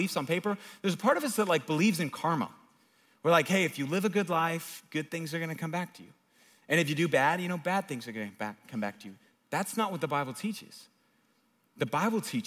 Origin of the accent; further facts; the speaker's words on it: United States; living in our country